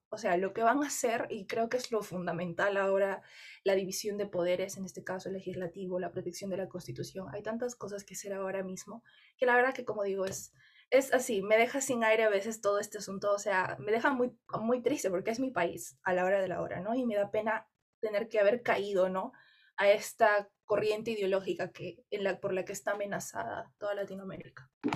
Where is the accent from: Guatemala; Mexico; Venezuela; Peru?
Peru; en mi país